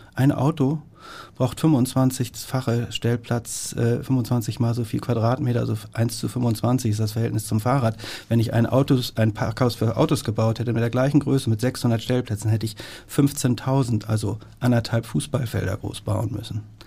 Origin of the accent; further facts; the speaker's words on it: Hamburg, Germany; meine Heimatstadt, in der ich geboren bin, in der ich lebe und arbeite und die ich, wenn es nicht vermessen klingt, so ein bisschen wie das eigene Wohnzimmer betrachte, Hamburg